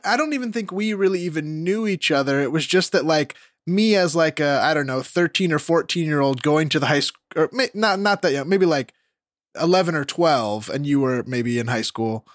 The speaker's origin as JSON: {"language": "English", "town": "Rocklin", "region": "California", "country": "United States", "tie": "born or raised there", "moved": "as an adult", "lives_now": "Los Angeles, United States", "said": "I'm Rockland"}